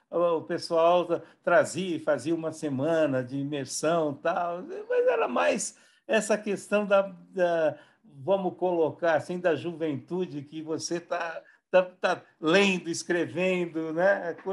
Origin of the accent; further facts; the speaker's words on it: Marília, São Paulo, Brazil; Na realidade, eu sou de Marília. Né? Marília é uma cidade nova, é uma cidade que não tem 100 anos ainda, tem 93 anos.